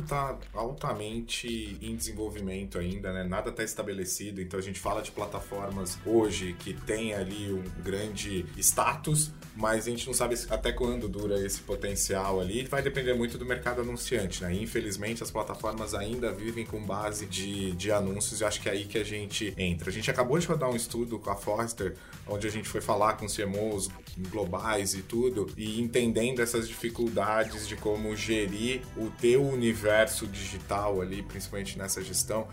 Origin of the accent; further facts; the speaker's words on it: interior of São Paulo, Brazil; eu sou do interior de São Paulo, muito próximo ali, né? Convivi desde a infância com o Magazine Luiza na época ali.